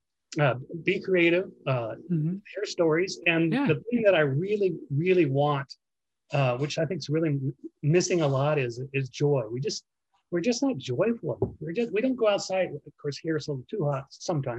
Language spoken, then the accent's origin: English; New York City, New York, United States; now in Arizona, United States; I was born in Brooklyn